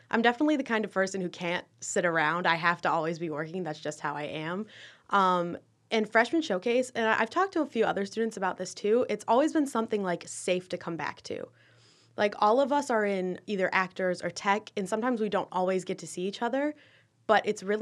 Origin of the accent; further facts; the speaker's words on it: Michigan, United States; I'm from Michigan, but I'm still coming into a school with 50,000 people.